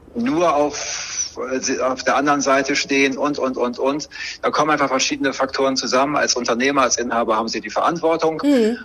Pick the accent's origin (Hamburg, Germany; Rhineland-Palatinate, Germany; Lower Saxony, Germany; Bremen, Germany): Bremen, Germany; gebürtig in Bremen, in vierter Generation